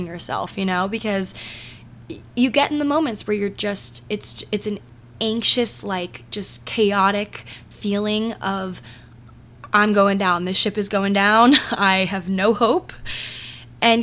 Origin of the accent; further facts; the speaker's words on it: Maryland, United States; I'm from Maryland